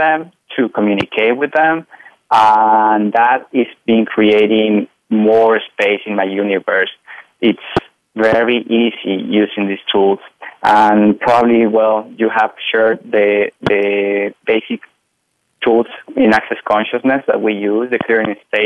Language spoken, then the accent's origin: English; Mexico; I am from Mexico, so I was raised in a Catholic family.